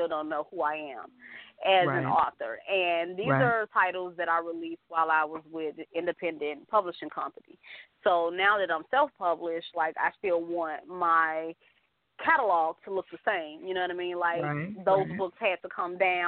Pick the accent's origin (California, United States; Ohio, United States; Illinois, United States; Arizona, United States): Illinois, United States; Chicago; I'm born and raised in Chicago